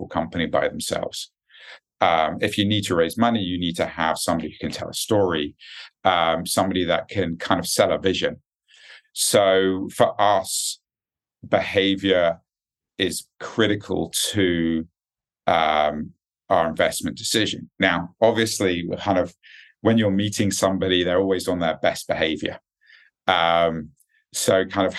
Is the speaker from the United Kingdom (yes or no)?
yes; United Kingdom; accent: British; moved away as an adult; also born or lived in United States; now in Singapore; I'm a Brit at heart, obviously, from the accent. I haven't quite lost it yet.